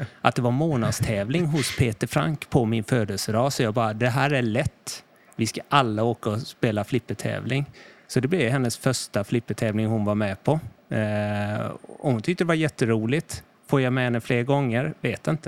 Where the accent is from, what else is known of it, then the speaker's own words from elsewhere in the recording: Karlskrona, Blekinge, Sweden; moved away as an adult; also born or lived in Stockholm; Jag kommer här från Karlskrona. Mm. Lite någon mil eh, norr över bara